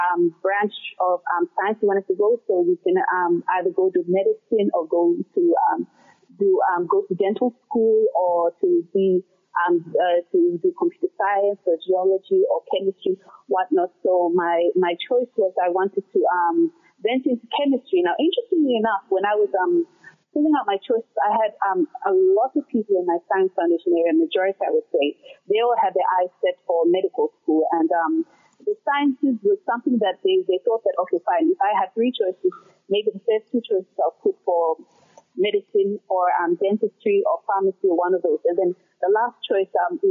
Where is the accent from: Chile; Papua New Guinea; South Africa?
Papua New Guinea; Lae, Morobe; moved away as an adult; also born or lived in China; now in Scotland, United Kingdom; growing up in Papua New Guinea